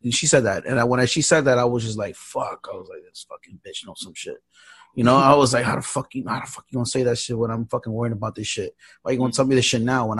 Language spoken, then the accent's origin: English; New York, United States; I'm from New York